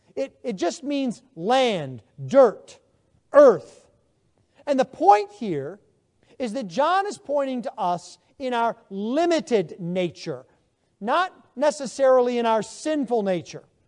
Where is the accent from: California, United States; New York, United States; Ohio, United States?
New York, United States; Buffalo; moved away as an adult; now in Texas, United States; I am from Buffalo, New York. I've lived now in Texas Not quite, but almost twenty years.